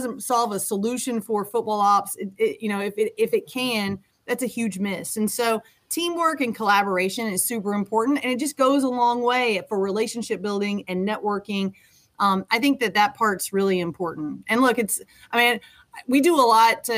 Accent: Western Kentucky, United States; moved away; So I'm from Western Kentucky. I grew up, as I mentioned, on a farm.

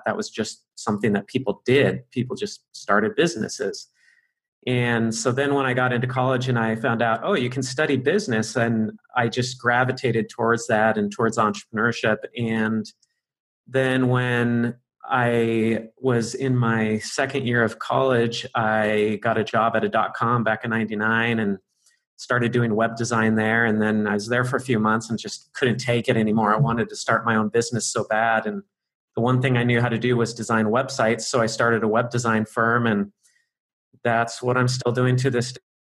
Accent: Arcadia, California, United States; moved away as an adult; now in Hong Kong; where I grew up in California, in Arcadia, California

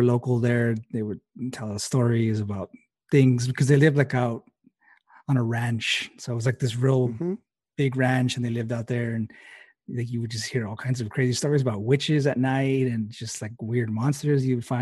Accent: El Paso, Texas, United States; we're originally from El Paso, Texas. So we're originally from West Texas. So we're right there on the border as well

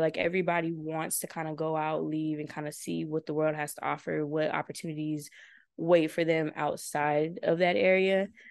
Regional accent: Victorville, California, United States; moved away as an adult; also born or lived in Chino, California; now in Washington, D.C., United States; I'm from Victorville, California, a little small city in the IE. Um, grew up there pretty much all my life.

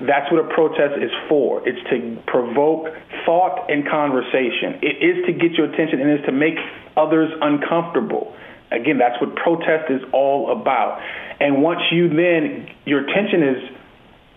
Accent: United States; we're both from America

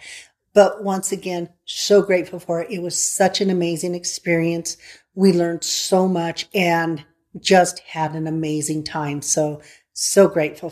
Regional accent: San Luis Valley, Colorado, United States; I grew up in the San Luis Valley where that's what you did

